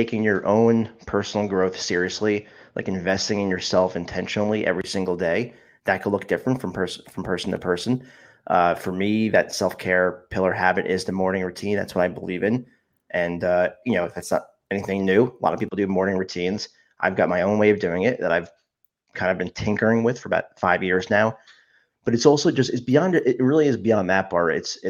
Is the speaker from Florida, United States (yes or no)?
no; New Jersey, United States; I've lived in New Jersey my whole life, except for when I went to college